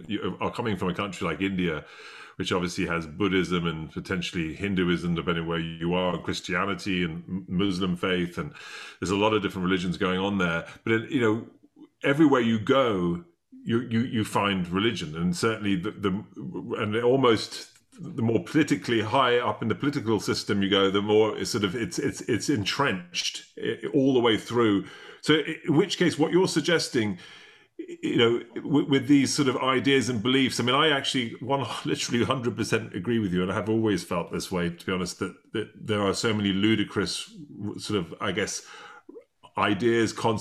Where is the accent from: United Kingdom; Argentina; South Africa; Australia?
United Kingdom; England; now in United States; I'm English originally